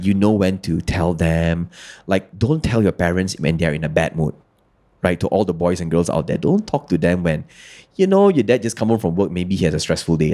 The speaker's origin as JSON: {"language": "English", "region": "Kedah", "country": "Malaysia", "said": "I'm from Kedah. So I, I am well versed with bahasa Kedah"}